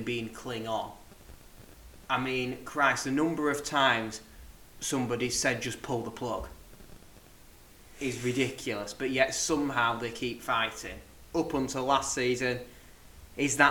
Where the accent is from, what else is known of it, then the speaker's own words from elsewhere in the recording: Yorkshire and the Humber, United Kingdom; We're both from Yorkshire.